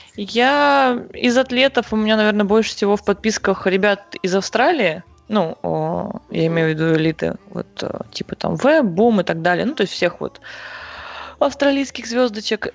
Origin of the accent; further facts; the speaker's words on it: Krasnoyarsk, Krasnoyarsk Krai, Russia; я из Красноярска, здесь родилась и здесь же, собственно, живу